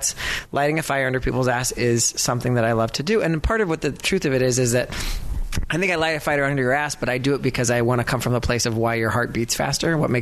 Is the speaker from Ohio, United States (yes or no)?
yes; Cleveland, Ohio, United States; moved away; I grew up by the lake near Cleveland